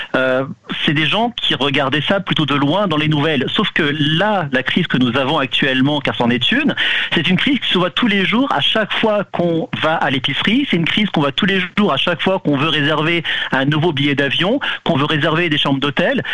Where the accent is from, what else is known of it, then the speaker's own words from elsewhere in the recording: France; now in Canada; Je suis d'origine de France